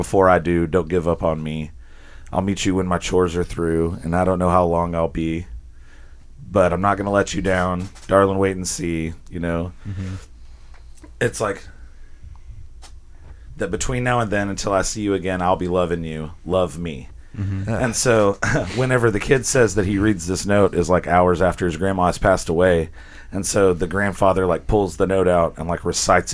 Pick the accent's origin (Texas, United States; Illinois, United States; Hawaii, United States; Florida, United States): Texas, United States; Azle; moved away as an adult; now in Fort Worth, United States; I grew up in Azle